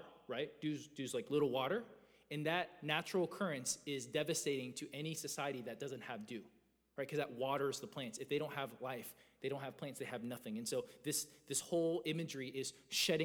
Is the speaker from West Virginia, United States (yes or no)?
no; Georgia, United States; I grew up in Georgia